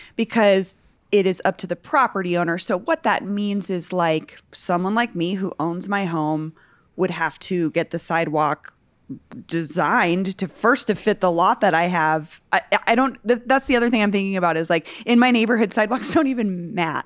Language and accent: English; Denver, Colorado, United States; also born or lived in Barnum, Denver; I grew up in Virginia Village, which is like a fifty subdivision